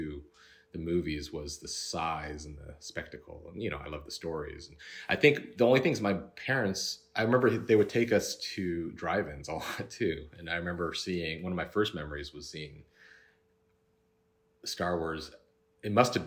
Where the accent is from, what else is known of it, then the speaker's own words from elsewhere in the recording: Cupertino, California, United States; We grew up in the Bay Area. Yeah. San Jose, right in Cupertino, down the street from Apple